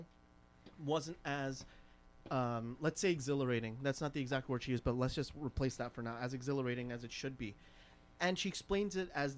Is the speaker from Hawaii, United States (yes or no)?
no; New York City, New York, United States; I'm from Brooklyn